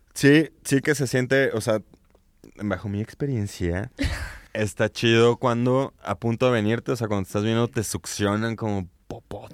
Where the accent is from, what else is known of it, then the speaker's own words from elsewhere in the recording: Guadalajara, Jalisco, Mexico; now in León, Mexico; yo yo vivo en León, pero soy de Guadalajara